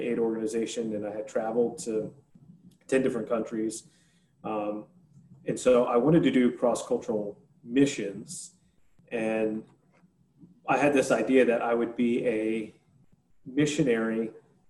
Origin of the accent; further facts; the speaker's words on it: Northern New Jersey, United States; moved away as an adult; also born or lived in Lynchburg, Virginia; I grew up playing ice hockey, and I grew up in Northern New Jersey